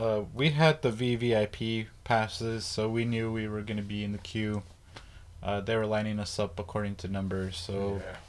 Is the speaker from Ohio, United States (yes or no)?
no; El Paso, Texas, United States; We're from El Paso